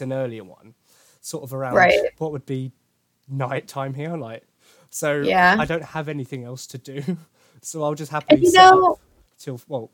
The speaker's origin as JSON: {"language": "English", "area": "Essex", "region": "East of England", "country": "United Kingdom", "accent": "Essex", "said": "my Essex accent"}